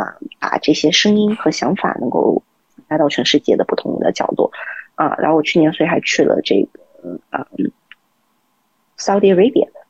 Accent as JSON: {"language": "Chinese", "country": "China", "said": "特别尤其是作为一个中国人，在这个。呃，社群里面的时候啊，经常我在一个峰会的时候会被 treated as a government official"}